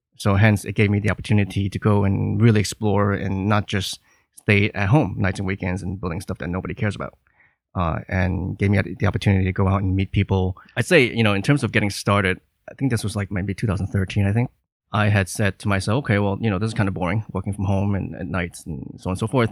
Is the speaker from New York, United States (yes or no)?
yes; New York, United States; moved away as an adult; now in Hong Kong; I'm from New York